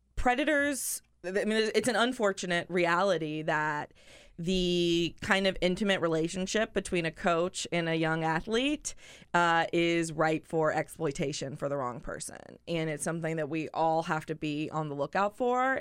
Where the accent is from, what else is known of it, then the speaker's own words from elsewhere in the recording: North Carolina, United States; now in Washington, D.C., United States; I'm from North Carolina